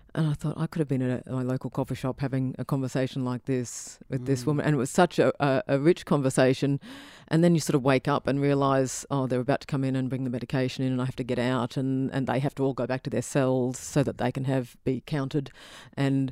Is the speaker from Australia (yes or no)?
yes; Brisbane, Queensland, Australia; growing up in Brisbane, I think we have quite strong cultural blinkers. I know in northern suburbs, we were the most monocultural group growing up